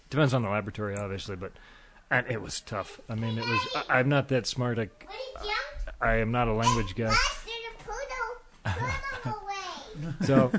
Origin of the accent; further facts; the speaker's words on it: United States; moved away as an adult; now in Copenhagen, Denmark; I'm from America.